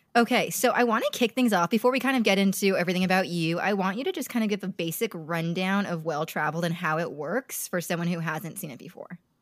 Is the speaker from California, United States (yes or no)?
yes; California, United States; I grew up in California